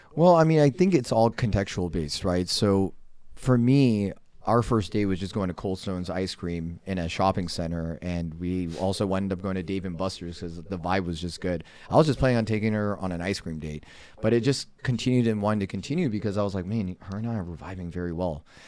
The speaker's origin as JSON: {"language": "English", "town": "Los Angeles", "region": "California", "country": "United States", "tie": "born or raised there", "moved": "as an adult", "lives_now": "Arizona, United States", "said": "I grew up in Los Angeles, currently residing in the state of Arizona"}